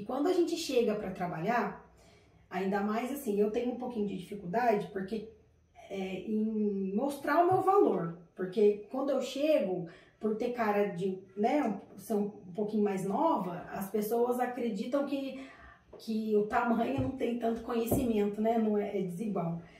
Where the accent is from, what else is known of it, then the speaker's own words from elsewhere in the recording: Taubaté, São Paulo, Brazil; Eu sou de Taubaté